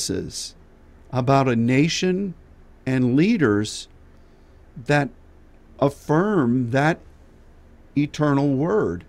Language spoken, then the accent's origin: English; United States; as an American